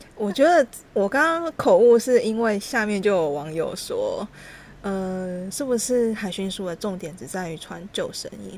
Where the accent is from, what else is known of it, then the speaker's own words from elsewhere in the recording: Taichung, Taiwan; 因为我是台中人